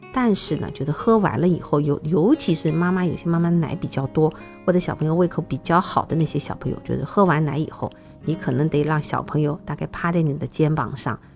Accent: China; 因为我们中国人吃的东西实在太多

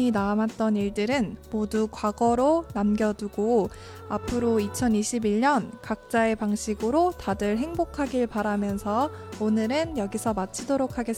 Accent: Gangneung, Gangwon, South Korea; 그래서 저는 고향이 강릉이었기 때문에 저도 새해가 되면 빠짐없이 앞에 강릉에 바다가 있잖아요.

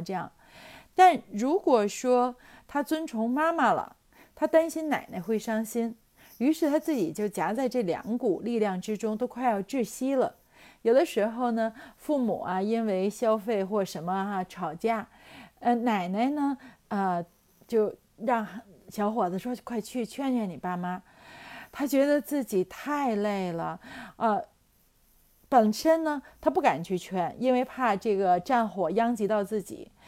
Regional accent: Tianjin, China; 就是我们天津人有一个说法叫牙掉了咽肚子里哈， 这个胳膊折了吞袖子里哈

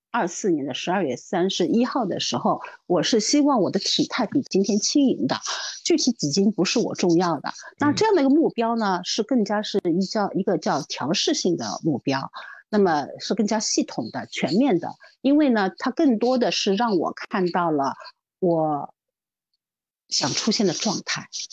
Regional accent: Shanghai, China; 因为我是上海人

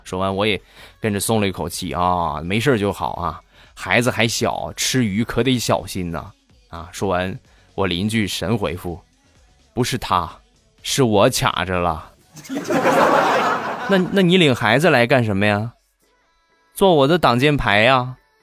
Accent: Shandong, China; accent: Shandong; 我是山东人啊，不是东北人

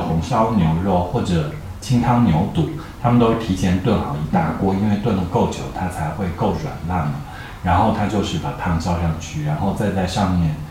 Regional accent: Yunnan, China; 这种金，我们云南人叫金芥嘛，

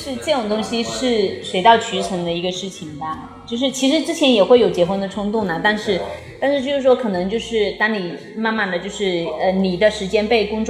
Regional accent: Fujian, China; 因为我们都是福建的嘛

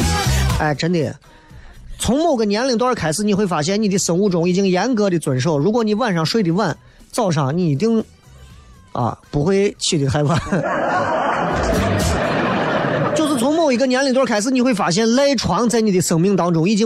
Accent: Xi'an, Shaanxi, China; 作为一个西安人，你觉得你够格吗？

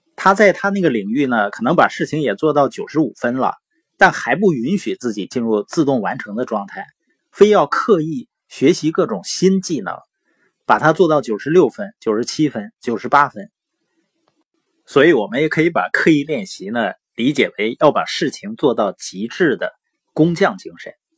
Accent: Northeast China, China; accent: Northeastern (Dongbei); 因为我是东北的口音嘛，往往有的时候评卷舌是不分的

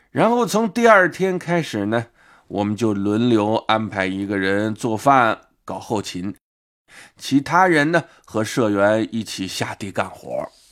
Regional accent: Wuhan, Hubei, China; 我们武汉人都是蜂窝煤炉子上，啊，用钢筋锅做饭

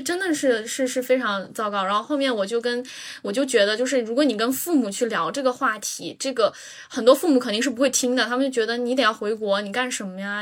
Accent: Yunnan, China; moved away as an adult; now in United Kingdom; 我是云南的，我们那儿就是吃 吃蘑菇、吃菌子

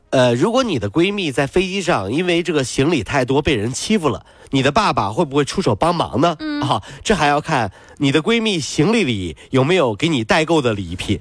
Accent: China; 我们中国人

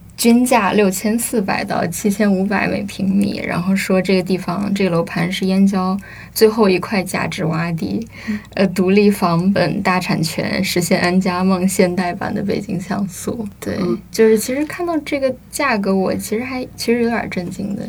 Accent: Shaanxi, China; moved away as an adult; also born or lived in Hong Kong; now in Beijing, China; 我是陕西人，大学在香港，现在是北漂，但一直也是一个到处乱跑的人

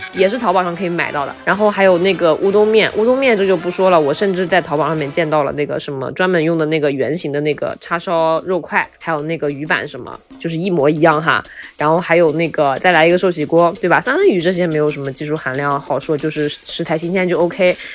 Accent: Taiyuan, Shanxi, China; moved away; 我回老家，在太原，我老家是山西太原的

